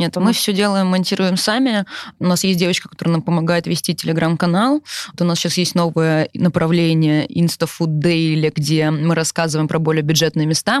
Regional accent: Yaroslavl, Yaroslavl Oblast, Russia; now in Moscow, Russia; я, например, из Ярославля, но в Москве мы давно, да, мы живем в Москве, но, например, у меня куча одноклассников

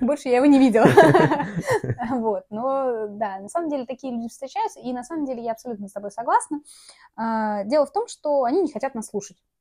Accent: Tatarstan, Russia; я из Татарстана

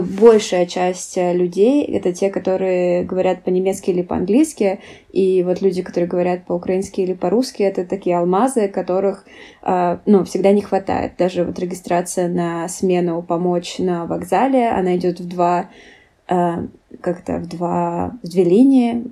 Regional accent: Russia; now in Germany; Я ответила, что из России

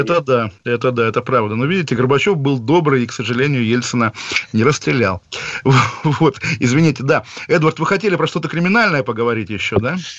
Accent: Kaliningrad, Kaliningrad Oblast, Russia; Я сам прекрасно помню, как в Калининграде

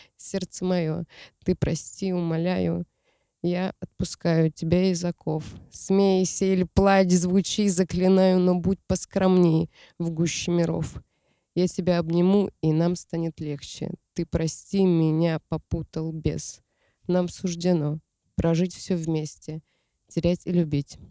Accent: Siberia, Russia; Я родом из Сибири. Я там родилась

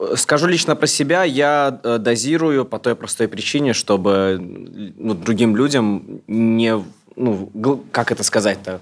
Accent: Moscow, Russia; И я родился, вырос в Москве

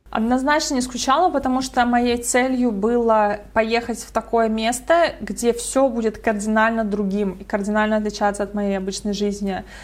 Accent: Estonia; moved away; Я сама из Эстонии

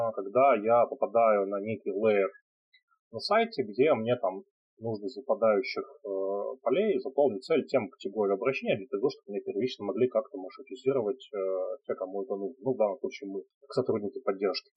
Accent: Nizhny Novgorod, Nizhny Novgorod Oblast, Russia; Сам я из Нижнего Новгорода

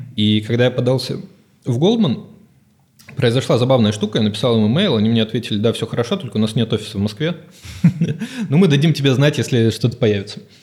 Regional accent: Odesa, Odesa Oblast, Ukraine; moved away; я, собственно, с Украины, из Одессы

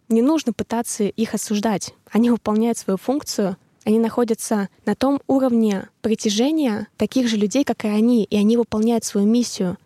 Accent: Tolyatti, Samara Oblast, Russia; moved away; побыть в Тольятти, побыть со своей семьей в родных краях

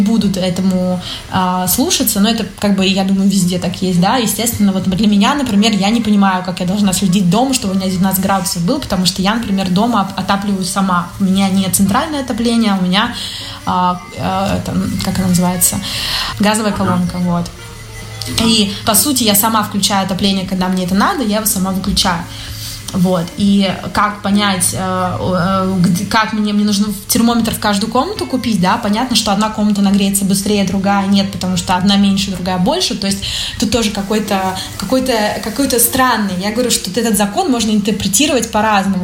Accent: Russia; moved away as an adult; now in Milan, Italy; Я русская

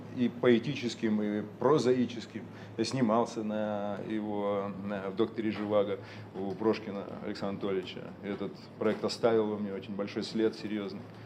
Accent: Urals, Russia; moved away; also born or lived in Moscow / Saint Petersburg; я родился на Урале, простых достаточно условиях

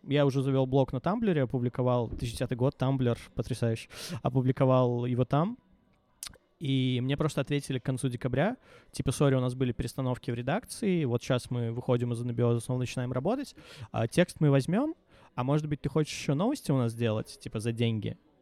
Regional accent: Minsk, Belarus; Мне 18 лет, я минчанин, э, живу с родителями

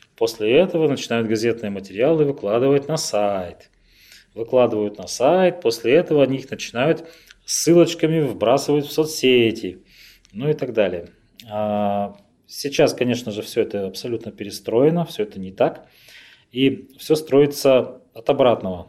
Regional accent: Revda, Sverdlovsk Oblast, Russia; moved away as an adult; also born or lived in Khanty-Mansiysk; Я, на самом деле, родился в э, Ревде, это мой родной город

